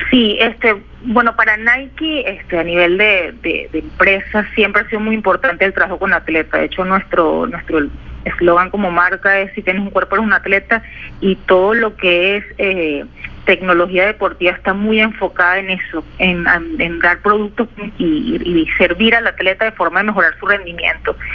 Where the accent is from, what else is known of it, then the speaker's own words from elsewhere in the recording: Caracas, Capital District, Venezuela; moved away; como toda caraqueña y, pues venezolana